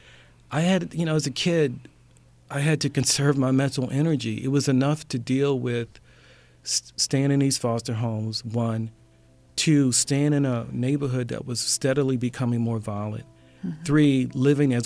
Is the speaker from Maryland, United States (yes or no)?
yes; Baltimore, Maryland, United States; now in Atlanta, United States; I'm a young black man growing up in West Baltimore